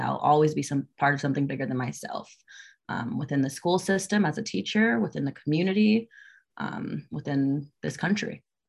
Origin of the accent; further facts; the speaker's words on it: Naples, Florida, United States; moved away as an adult; now in Georgia, United States; I am from Naples, Florida.